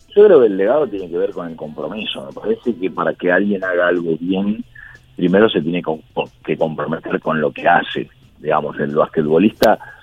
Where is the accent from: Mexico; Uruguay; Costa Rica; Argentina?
Argentina